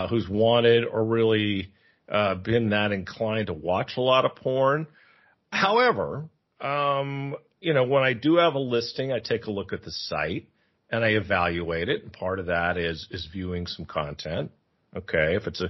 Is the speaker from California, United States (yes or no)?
yes; San Francisco, California, United States; now in Thailand; I'm from San Francisco. I live in Thailand.